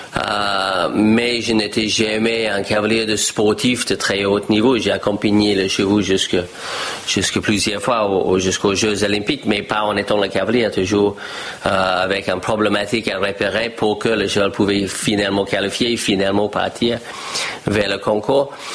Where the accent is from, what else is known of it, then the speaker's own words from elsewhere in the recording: Australia; French is a second language; moved away as an adult; also born or lived in United States; now in France; je discutais avec ma famille en Australie et je dis je ne vais pas reprendre le ferme familiale